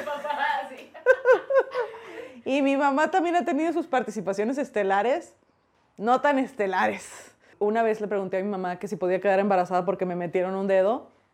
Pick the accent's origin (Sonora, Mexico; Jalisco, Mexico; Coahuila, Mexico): Sonora, Mexico; Hermosillo; moved away as an adult; now in Mexico City, Mexico; soy de Hermosillo, Sonora